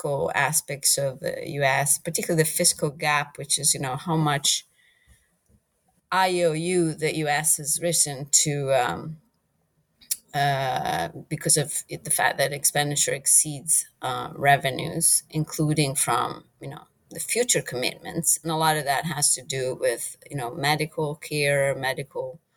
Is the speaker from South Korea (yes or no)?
no; Italy; moved away as an adult; also born or lived in United Kingdom; now in United States; I'm originally from Italy, and I am currently the lead evaluator of the International Monetary Fund